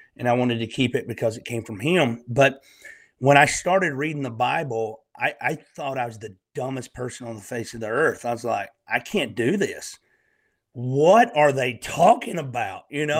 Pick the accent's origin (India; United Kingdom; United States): United States; Northeast Alabama; accent: Southern; also born or lived in Eastern Tennessee; now in Tennessee, United States; I'm a Southern country boy, born and raised in Northeast Alabama, and I live in Eastern Tennessee in the Great Smoky Mountains.